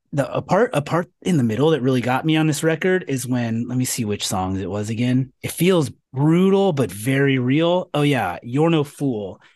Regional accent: California, United States; moved away; I'm from California

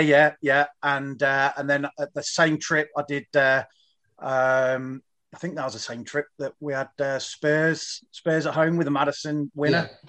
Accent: Leicester, East Midlands, United Kingdom; moved away as an adult; also born or lived in Goose Bay, Canada; now in Canada; I was born in Leicester, uh, born at the Bond Street Hospital there uh, back in 1970

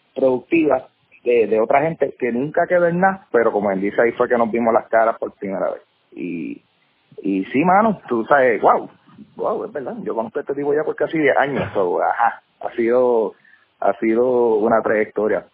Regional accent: Carolina, Puerto Rico; also born or lived in Bayamón, Puerto Rico; Yo soy eh, un, joven de puertorriqueño, eh, nacido y criado, bueno, no nací actually, yo nací en Bayamón, pero he sido criado en, Carolina

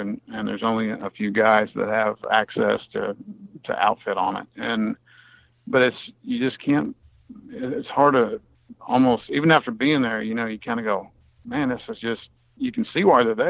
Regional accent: Kansas, United States; No, I'm from Kansas.

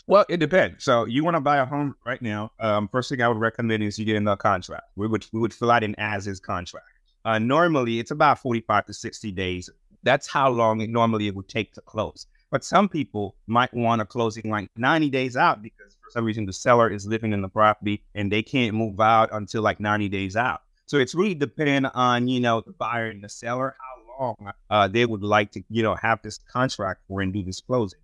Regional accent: Haiti; now in United States; I'm from Haiti

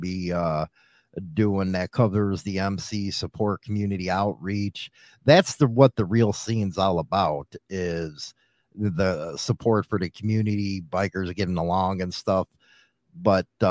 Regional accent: United States; as American

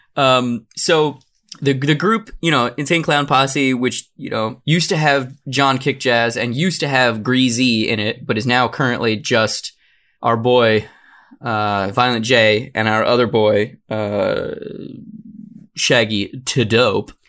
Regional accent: Arizona, United States; I'm from Arizona

